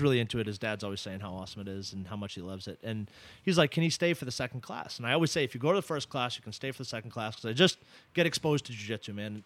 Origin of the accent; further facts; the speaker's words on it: Ipswich, Massachusetts, United States; I grew up in in Ipswich, Massachusetts